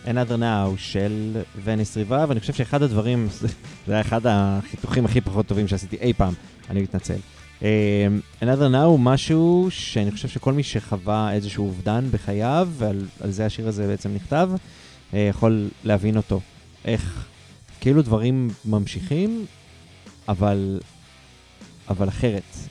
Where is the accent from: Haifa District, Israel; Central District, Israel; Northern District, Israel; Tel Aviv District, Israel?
Haifa District, Israel; Haifa; אני מחיפה